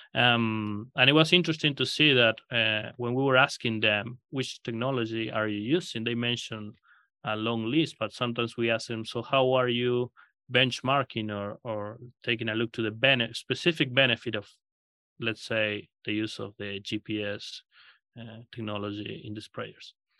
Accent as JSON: {"language": "English", "country": "Argentina", "tie": "born or raised there", "also_born_or_lived": "Kansas, United States / Australia", "moved": "as an adult", "lives_now": "Nebraska, United States", "said": "I grew up in Argentina"}